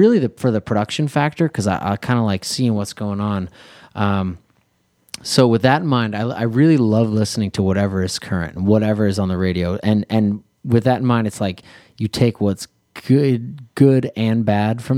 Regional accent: Philadelphia, Pennsylvania, United States; moved away as an adult; now in Los Angeles, United States; growing up in Philly and being a musician there growing up, you definitely get that Philly soul inspiration

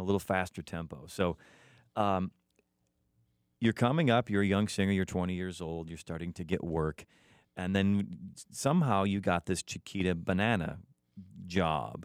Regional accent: Chicago, Illinois, United States; my hometown

